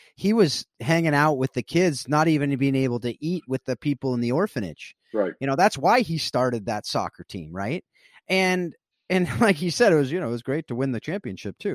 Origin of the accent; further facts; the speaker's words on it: South Orange County, California, United States; I grew up in South Orange County, California.